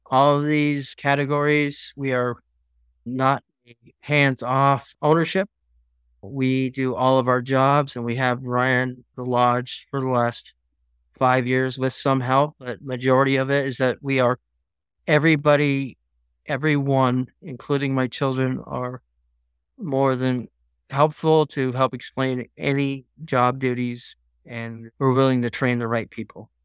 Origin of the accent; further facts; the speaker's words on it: Alaska, United States; I'm from Alaska